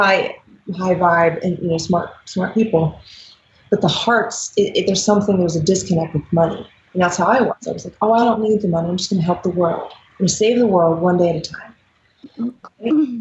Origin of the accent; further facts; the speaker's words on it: Dayton, Ohio, United States; now in Denver, United States; I grew up in Dayton, Ohio. I live in Denver, Colorado now.